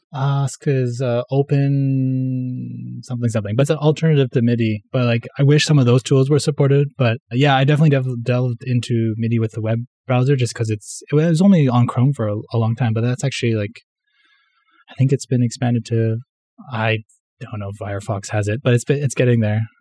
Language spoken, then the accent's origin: English; Vancouver, British Columbia, Canada; first language English; moved away as an adult; now in Tokyo, Japan; I'm Canadian. I'm from Vancouver, actually, from the west coast of Canada, but I moved to Japan kinda three years ago